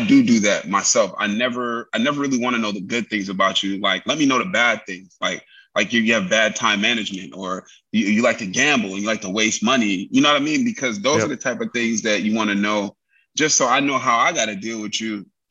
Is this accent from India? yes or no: no; New York City, New York, United States; now in California, United States; live in Cali, but I was raised in New York